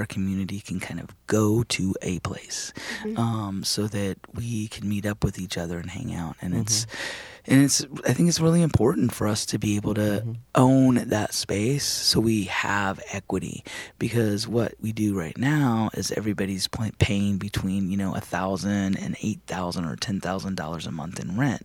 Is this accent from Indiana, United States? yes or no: yes; Spencer, Indiana, United States; now in Twin Cities, United States; Spencer, Indiana. Mm-hmm. Which happens to be my hometown. It's a small little rural town in southern Indiana